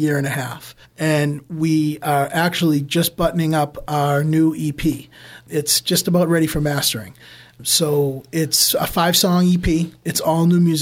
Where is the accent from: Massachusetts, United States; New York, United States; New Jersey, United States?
Massachusetts, United States; Quincy; We grew up in Quincy together